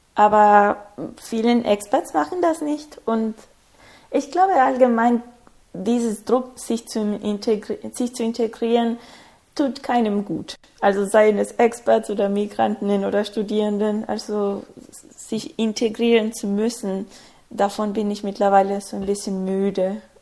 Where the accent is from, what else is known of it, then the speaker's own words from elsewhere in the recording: Ecuador; German is a second language; moved away as an adult; also born or lived in Berlin, Germany; now in Bonn, Germany; Also ich komme ursprünglich aus Ecuador